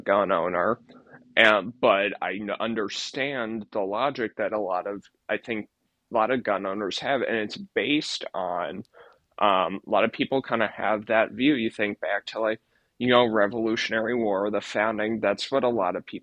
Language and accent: English; California, United States; moved away; also born or lived in Arizona; I grew up in California